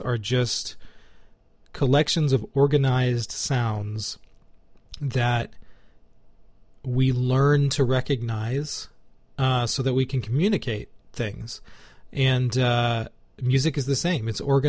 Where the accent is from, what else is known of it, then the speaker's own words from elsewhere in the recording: United States; as an American, this is our English.